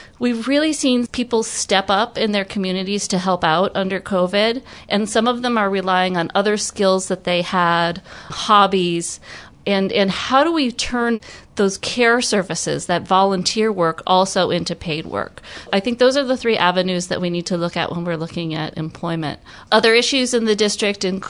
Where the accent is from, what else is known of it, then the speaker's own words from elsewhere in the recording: Michigan, United States; moved away as an adult; also born or lived in Utah / California; now in Hawaii, United States; I was born and raised in Michigan, went to school there at the University of Michigan